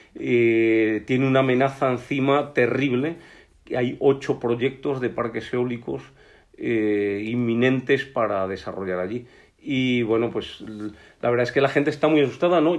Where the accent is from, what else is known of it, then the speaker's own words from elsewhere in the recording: Spain; also born or lived in León; nuestro país es el ejemplo mejor de naturaleza bien conservada de toda Europa